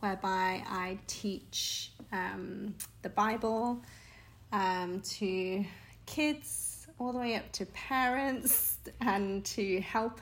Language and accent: English; United Kingdom; first language Chinese; moved away as an adult; now in Hong Kong; I grew up in the UK and in local school, and I was very much the only Chinese girl in the class